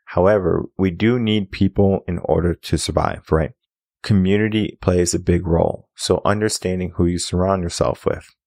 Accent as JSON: {"language": "English", "region": "Connecticut", "country": "United States", "moved": "yes", "lives_now": "Texas, United States", "said": "I come from Connecticut"}